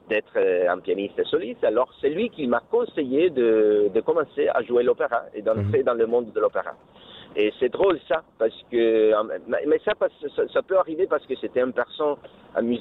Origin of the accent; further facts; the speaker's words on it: Bergamo, Lombardy, Italy; French is a second language; il habitait à Bergam parce que moi je suis de Bergam